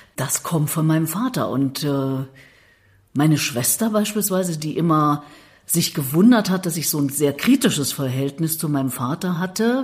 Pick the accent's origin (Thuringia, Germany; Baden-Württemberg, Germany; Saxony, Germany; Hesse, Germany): Thuringia, Germany; moved away as an adult; now in Berlin, Germany; ich bin Thüringerin bin mit 18 aus dem Haus nach mhm. Berlin